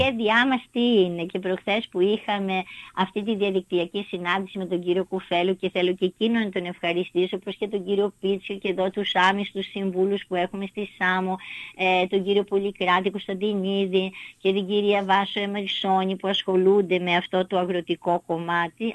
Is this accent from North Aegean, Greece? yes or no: yes; Samos, North Aegean, Greece; είμαι από τη Σάμο